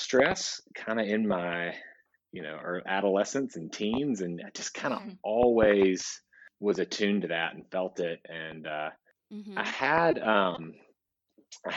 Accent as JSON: {"language": "English", "town": "Nashville", "region": "Tennessee", "country": "United States", "tie": "born or raised there", "said": "I was born in Nashville, Tennessee"}